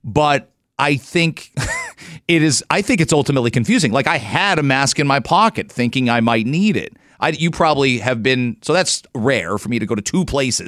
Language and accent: English; London, Ontario, Canada; now in Toronto, Canada; Growing up in London, living close to Toronto